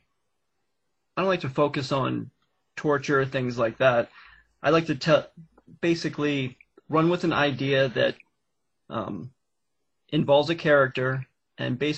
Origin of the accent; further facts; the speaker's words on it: Pennsylvania, United States; the adventures I had with my brother in our youth here in Pennsylvania.